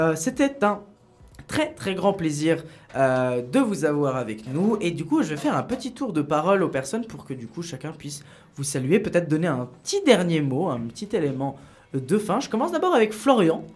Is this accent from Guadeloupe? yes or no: no; Italy; je suis italien